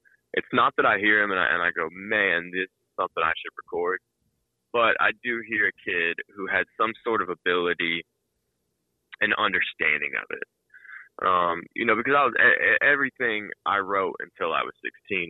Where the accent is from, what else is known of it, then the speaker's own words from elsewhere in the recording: Nashville, Tennessee, United States; my story growing up in Nashville